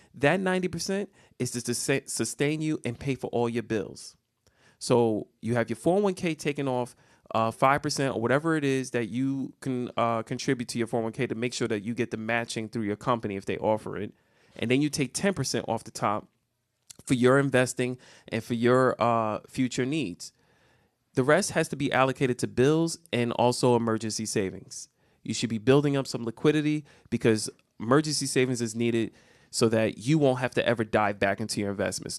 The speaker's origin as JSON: {"language": "English", "country": "United States", "said": "we as the American people"}